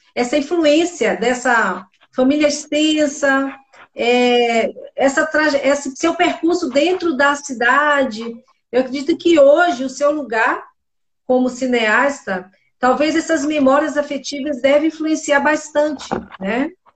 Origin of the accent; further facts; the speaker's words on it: Bahia, Brazil; eu sou baiana